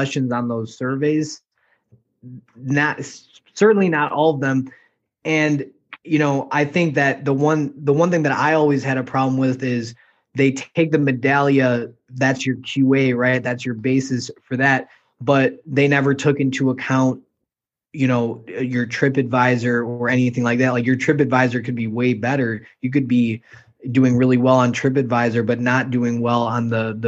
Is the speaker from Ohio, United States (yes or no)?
no; Chicago, Illinois, United States; I'm from Chicago, but I've never been there